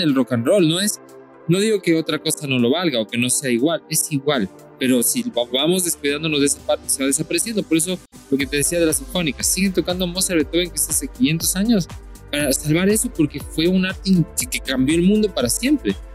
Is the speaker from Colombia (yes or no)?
yes; Colombia; now in Ecuador; yo soy colombiano también, pero vivo en Ecuador y yo considero Ecuador más mi país.